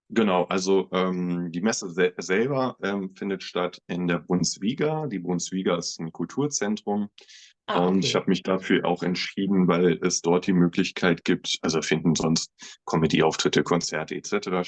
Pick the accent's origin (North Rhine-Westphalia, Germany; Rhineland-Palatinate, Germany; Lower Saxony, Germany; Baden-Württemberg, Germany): Lower Saxony, Germany; Göttingen; moved away as an adult; now in Braunschweig, Germany; ich komme gebürtig aus Göttingen, ähm, lebe jetzt vier Jahre in Braunschweig